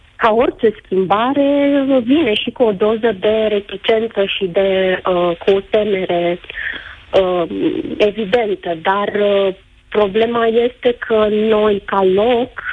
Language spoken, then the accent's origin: Romanian; Gura Humorului, Suceava County, Romania; sunt din Bucovina, din Gura Cumorului, stațiune turistică